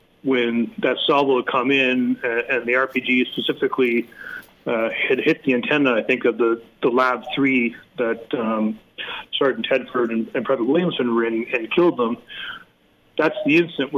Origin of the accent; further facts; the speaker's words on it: Canada; as a Canadian